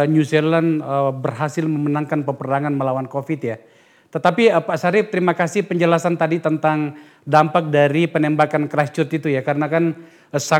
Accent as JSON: {"language": "Indonesian", "town": "Padang", "region": "West Sumatra", "country": "Indonesia", "said": "Kalau saya Padang."}